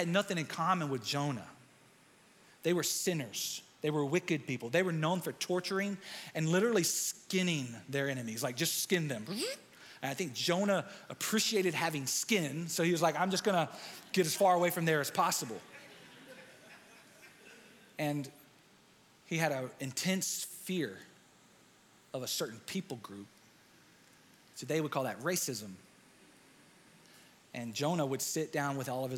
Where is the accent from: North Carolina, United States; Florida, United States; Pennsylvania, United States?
North Carolina, United States; near Fayetteville; also born or lived in Dallas, Texas; placed in foster care just outside of Fayetteville, North Carolina